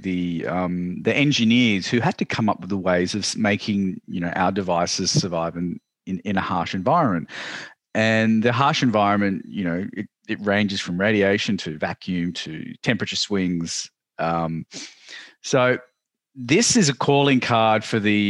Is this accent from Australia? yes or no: yes; Australia; I am from Australia